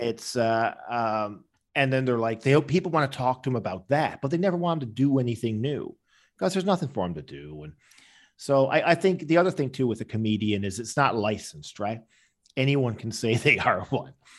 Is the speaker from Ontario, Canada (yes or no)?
no; Newfoundland and Labrador, Canada; I was growing up in Newfoundland